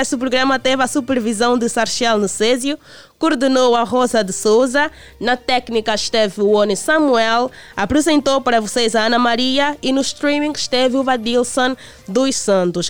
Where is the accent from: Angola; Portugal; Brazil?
Angola; como angolanos